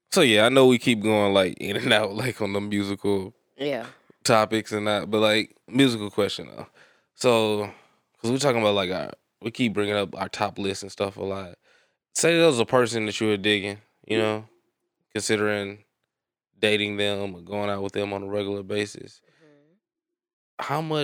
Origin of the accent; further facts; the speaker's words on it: Memphis, Tennessee, United States; I'm from Memphis.